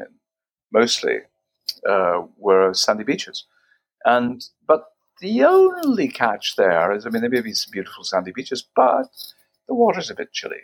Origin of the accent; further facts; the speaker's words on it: Victoria, British Columbia, Canada; moved away as an adult; now in Paris, France; I'm Canadian. I'm from the west coast of Canada. I've been living in France since 1983